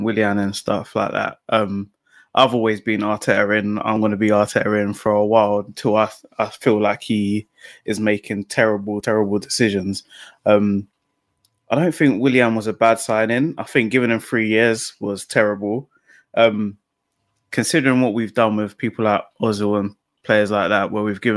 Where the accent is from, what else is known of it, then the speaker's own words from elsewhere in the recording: London, United Kingdom; now in Buckinghamshire, United Kingdom; I'm calling from Buckinghamshire, but I'm actually from Tottenham.